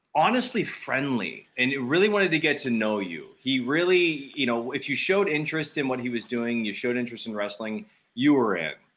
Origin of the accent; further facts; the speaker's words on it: West Palm Beach, Florida, United States; also born or lived in Tampa; I packed everything up and I had moved to Tampa from West Palm